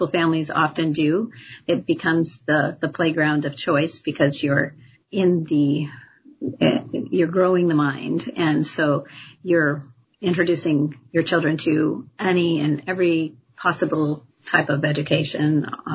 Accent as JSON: {"language": "English", "town": "Longview", "region": "Washington", "country": "United States", "tie": "born or raised there", "said": "I grew up pretty much in Longview"}